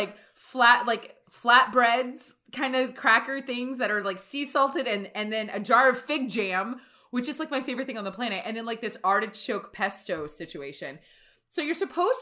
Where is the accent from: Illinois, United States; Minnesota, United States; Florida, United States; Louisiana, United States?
Louisiana, United States; I'm from Louisiana.